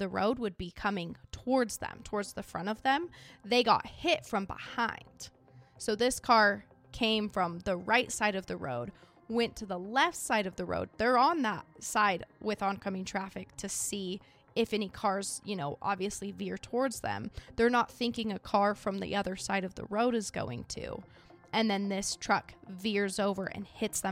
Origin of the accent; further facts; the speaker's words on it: Idaho, United States; I'm from Idaho.